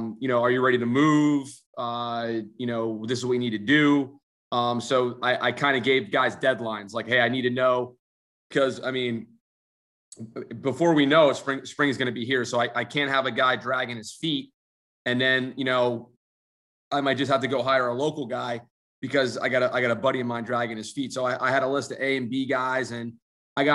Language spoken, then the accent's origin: English; New Jersey, United States; moved away; I'm from Jersey